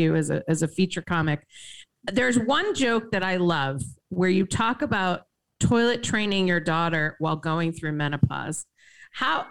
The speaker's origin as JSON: {"language": "English", "town": "Boston", "region": "Massachusetts", "country": "United States", "said": "I come from Boston area"}